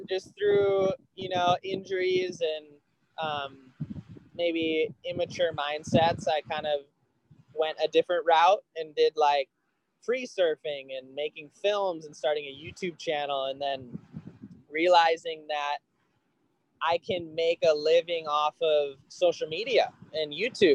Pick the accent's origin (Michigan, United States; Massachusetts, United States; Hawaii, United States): Hawaii, United States; Kauai; I grew up on Kauai